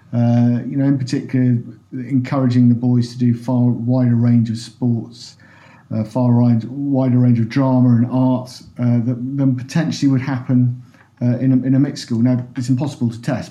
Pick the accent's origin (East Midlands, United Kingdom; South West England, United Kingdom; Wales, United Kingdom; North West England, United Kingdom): East Midlands, United Kingdom; Lincolnshire; moved away as an adult; also born or lived in Kent / London; now in Bristol, United Kingdom; I was born in Kent and grew up in Lincolnshire